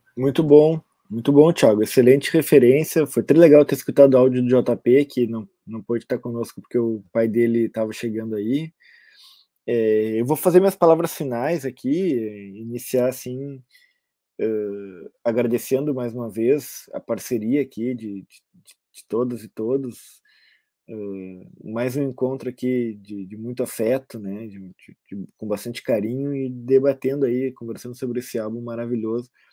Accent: Brazil; Eu sou brasileiro

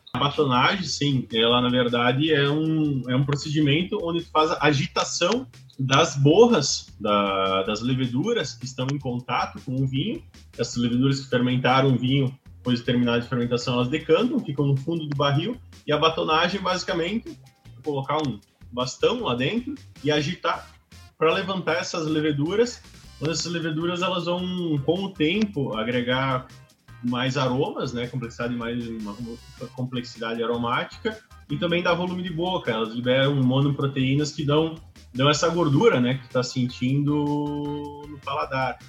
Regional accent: Bento Gonçalves, Rio Grande do Sul, Brazil; natural de Bento Gonçalves, mais específico aí uh, do Vinhedos cresci, me criei lá

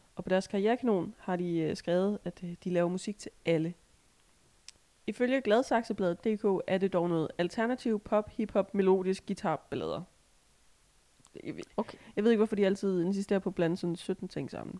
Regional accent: Assens Municipality, Southern Denmark, Denmark; det er jo ikke helt der, hvor jeg kommer fra. Men det er fandme tæt nok

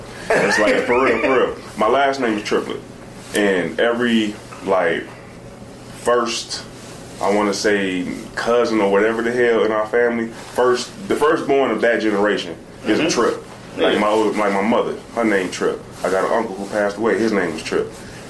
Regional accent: Chicago, Illinois, United States; also born or lived in Hawaii / Mississippi; I'm from Southside Chicago, you know what I'm saying? I wasn't born and raised there. I've been lived everywhere around the United States, goddamn.

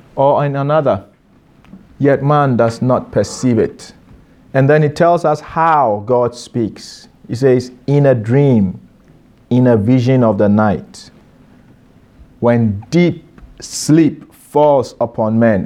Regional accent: Ghana; moved away as an adult

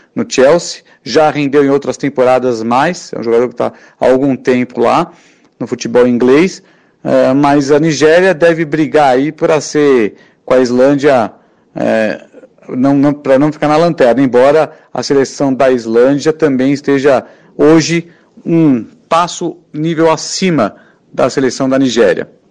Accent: Brazil; a gente é brasileiro

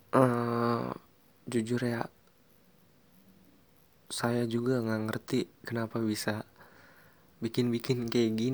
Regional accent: Tangerang, Banten, Indonesia; Oh ya, saya orang Tangerang di sini yang orang Tangerang.

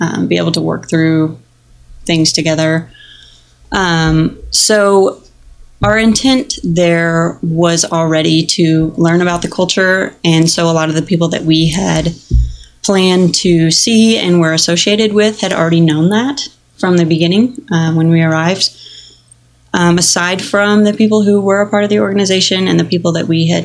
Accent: United States; we were American

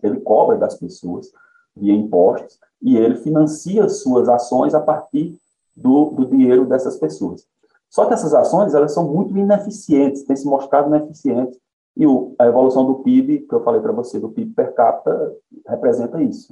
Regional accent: Conceição, Paraíba, Brazil; Nasci em Conceição, estudei a maior parte da minha vida em Conceição, em escola pública

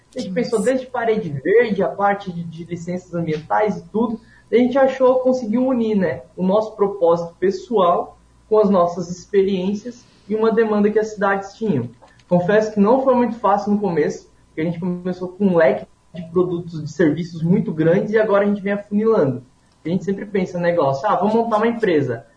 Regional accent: Paraná, Brazil; moved away; eu sou lá do Paraná, eu nasci no interior do interior do estado, então eu me criei numa comunidade muito pequena

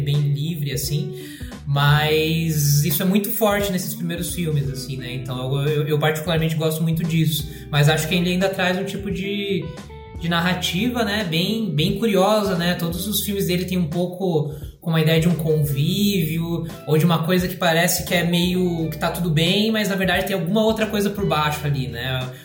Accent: Joinville, Santa Catarina, Brazil; now in Curitiba, Brazil; sou de Joinville, moro aqui em Curitiba

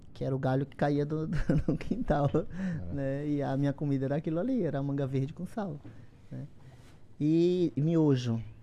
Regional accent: Esplanada, Bahia, Brazil; now in São Paulo, Brazil; Eu sou da Bahia, sou lá do interior da Bahia, Esplanada, uma, uma cidade de 33 mil habitantes

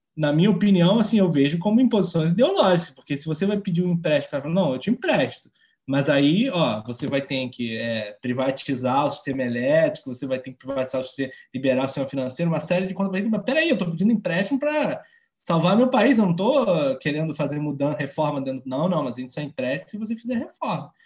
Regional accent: Rio de Janeiro, Brazil; Porque é, é a cidade que eu mais conheço, foi onde eu cresci

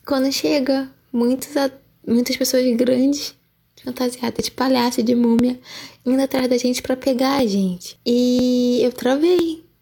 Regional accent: Rio de Janeiro, Brazil; sou do Rio de Janeiro, Zona Norte

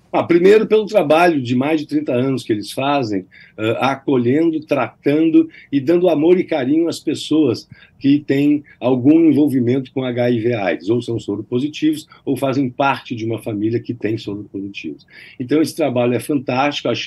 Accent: Rio Grande do Sul, Brazil; até no Rio Grande do Sul, porque a música tem uma, de onde eu sou e de onde Marcelo Ritter é, até lá a música chegou

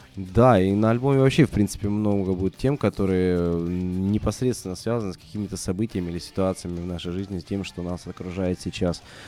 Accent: Russia; мы же из России, да, и привыкли жить по российским меркам

